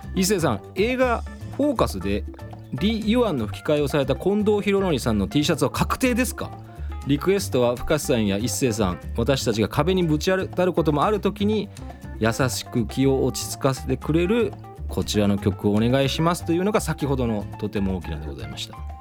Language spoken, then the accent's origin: Japanese; Kochi, Japan; moved away; 田舎高知に帰った時